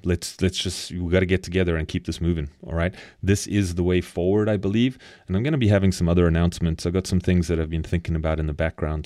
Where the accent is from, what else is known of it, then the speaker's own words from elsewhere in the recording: South Africa; moved away; I come from South Africa